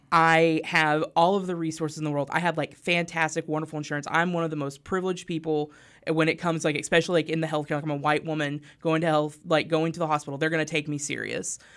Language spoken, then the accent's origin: English; Harrison, Arkansas, United States; moved away; So I grew up in Harrison, Arkansas